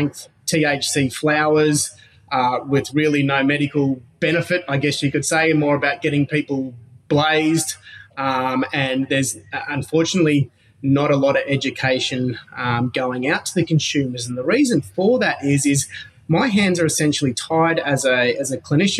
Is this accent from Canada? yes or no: no; Gold Coast, Queensland, Australia; I grew up on the Gold Coast, which is, you know, a big surfing culture, on the beach, beautiful place